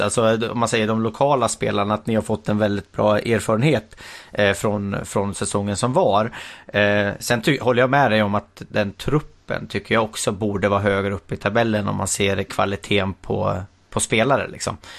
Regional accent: Hälsingland, Gävleborg County, Sweden; jag är ju hälsing själv

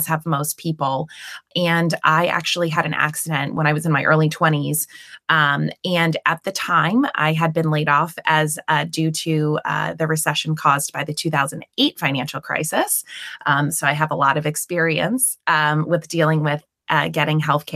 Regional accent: Maryland, United States; moved away as an adult; now in Pewee Valley, United States; And so I was born and raised in Maryland, and I attended University of Maryland.

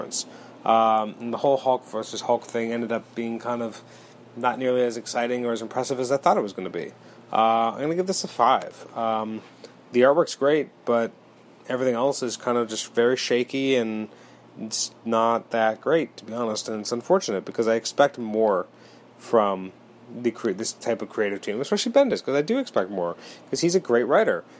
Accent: Canada; As a Canadian

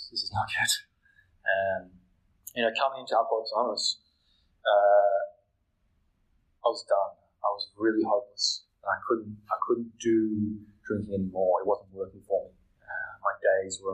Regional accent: Melbourne, Victoria, Australia; I'm from Melbourne, Victoria

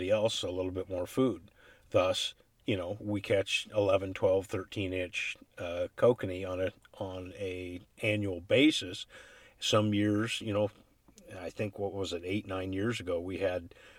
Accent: Chelan, Washington, United States; I grew up on Chelan, and we fished down at Lakeside in the springtime

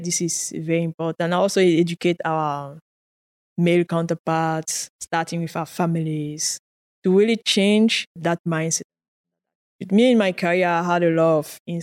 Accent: Cameroon; first language French; English is a second language; moved away as an adult; now in Canada; I did in high school French education. I studied in French. Naturally, I'm like French speaker, my mother tongue, quote unquote. But then I moved to an English university in the western part of Cameroon

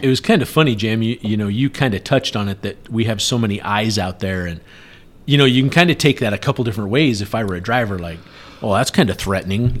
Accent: Colorado, United States; I'm from Colorado

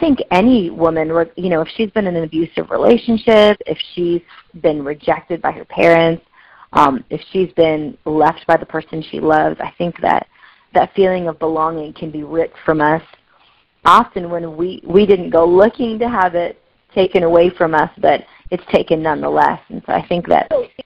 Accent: Pacific Northwest, United States; also born or lived in Delhi, India; I was adopted by a couple in the Pacific Northwest. And I am still a Pacific Northwesterner up here in the left corner here.

